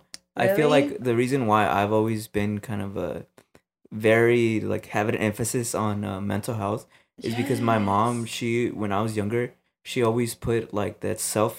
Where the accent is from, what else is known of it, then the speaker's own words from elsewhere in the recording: Los Angeles, California, United States; we grew up